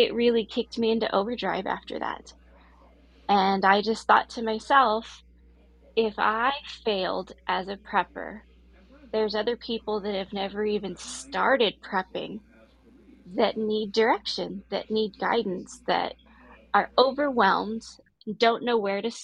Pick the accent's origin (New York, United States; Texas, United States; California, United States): Texas, United States; Corpus Christi; now in Texas, United States; I grew up in Texas. I grew up along the coast of Texas in Corpus Christi.